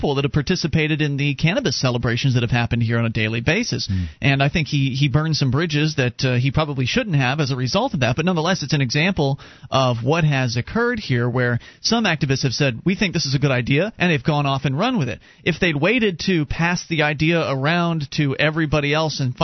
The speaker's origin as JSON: {"language": "English", "town": "Sarasota", "region": "Florida", "country": "United States", "tie": "born or raised there", "moved": "yes", "said": "down in Sarasota, which is where I was born and raised down in Florida"}